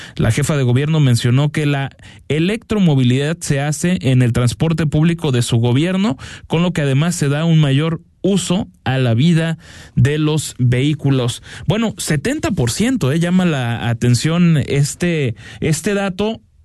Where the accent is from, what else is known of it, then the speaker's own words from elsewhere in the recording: Guadalajara, Jalisco, Mexico; como tapatíos